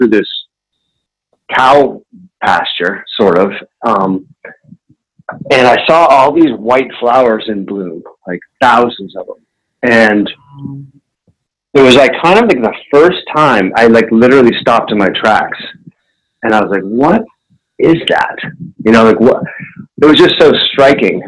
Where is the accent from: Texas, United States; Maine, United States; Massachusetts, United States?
Massachusetts, United States; Concord; I grew up near Walden Pond in Concord, Mass, Massachusetts